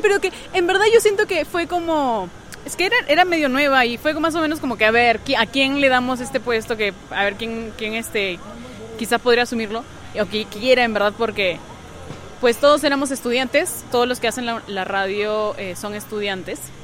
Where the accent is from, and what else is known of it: Peru